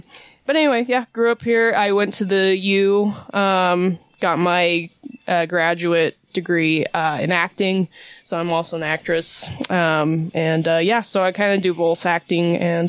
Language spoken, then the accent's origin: English; Eagle Mountain, Utah, United States; And I grew up in Utah as well. I am from Eagle Mountain.